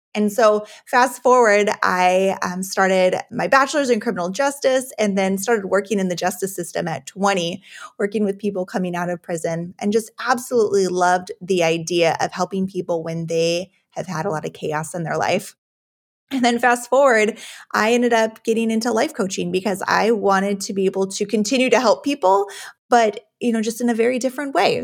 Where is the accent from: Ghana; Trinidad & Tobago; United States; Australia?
United States; Juneau, Alaska; I was actually born and raised in Alaska, uh, in Juneau